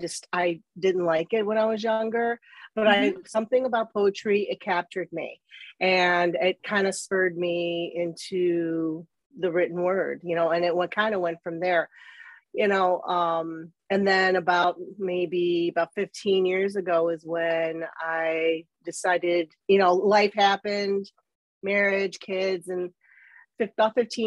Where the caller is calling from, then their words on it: Chicago, Illinois, United States; I am actually calling from the northern suburbs of Chicago, Illinois, USA.